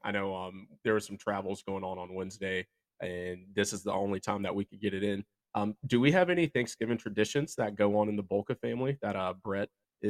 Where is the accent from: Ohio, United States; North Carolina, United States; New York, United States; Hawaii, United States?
North Carolina, United States; Raleigh; I am in my hometown of Raleigh, North Carolina right now